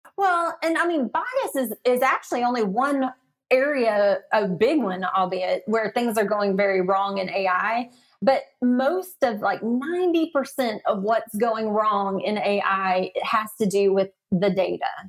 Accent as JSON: {"language": "English", "region": "the South", "country": "United States", "accent": "Southern", "said": "my Southern accent"}